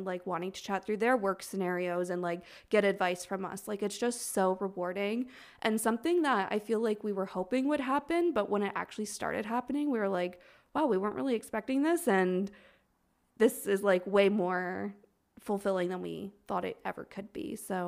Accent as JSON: {"language": "English", "town": "Toronto", "region": "Ontario", "country": "Canada", "said": "we really were focusing on just like, we're from Toronto. So we were like focusing on like local people at first."}